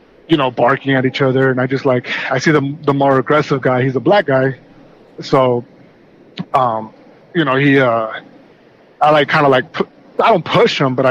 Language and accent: English; California, United States; I'm American, but I was born here in California